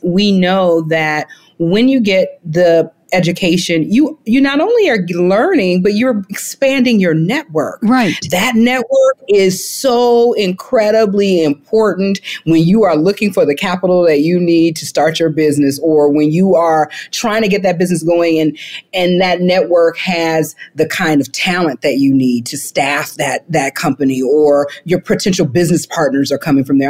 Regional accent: the South, United States; growing up in the South

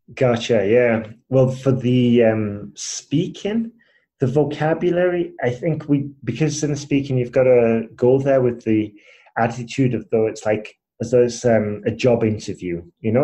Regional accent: Huddersfield, Yorkshire and the Humber, United Kingdom; accent: British; moved away as an adult; also born or lived in Spain / Asia; I'm originally from Huddersfield, um, which is like near Leeds, Manchester up north.

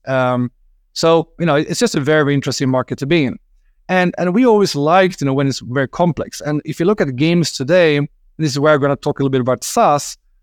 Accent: Sweden; I'm from Sweden, and in Sweden we like licorice

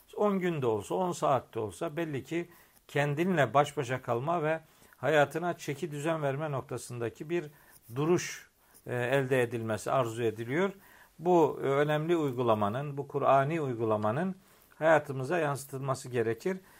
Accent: Eastern Black Sea, Black Sea Region, Turkey; Bizim oralarda çok anlatılır bu memlekette, Trabzon'da, Rize'de

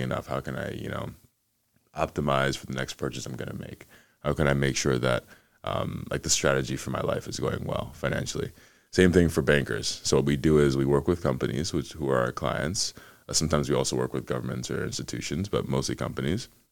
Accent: Atlanta, Georgia, United States; also born or lived in Ghana; Spent most of my time in the U S growing up in Atlanta, just outside of Atlanta in the suburbs

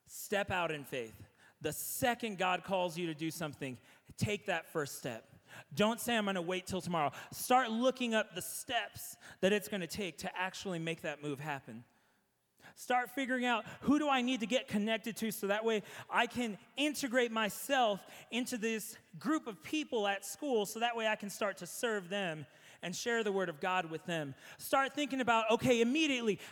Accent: San Antonio, Texas, United States; Growing up in San Antonio, if you did an Easter egg hunt, you had those cascarones

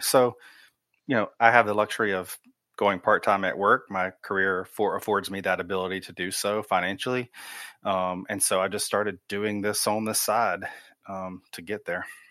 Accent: Wilmington, North Carolina, United States; moved away as an adult; also born or lived in Germany / Raleigh, North Carolina / Oregon; I was actually born in Germany, um, transpired over to Wilmington, so I grew up in Wilmington

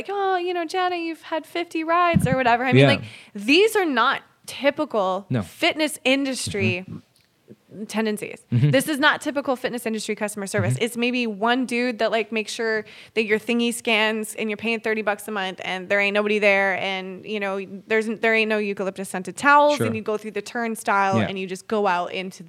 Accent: Alberta, Canada; I'm from Alberta.

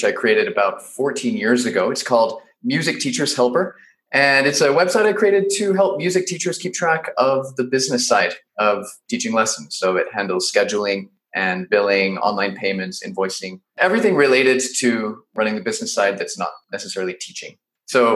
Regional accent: Salt Lake City, Utah, United States; born in Salt Lake City, Utah, and pretty much lived there my whole childhood

